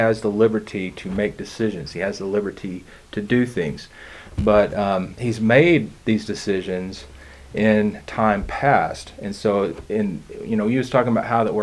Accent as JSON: {"language": "English", "country": "United States", "said": "being an American"}